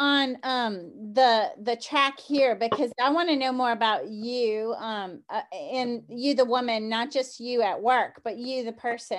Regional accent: the South, United States; growing up in the South

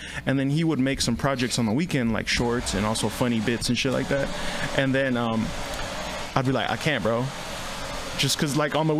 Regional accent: Oakland, California, United States; now in Hercules, United States; I'm from Oakland.

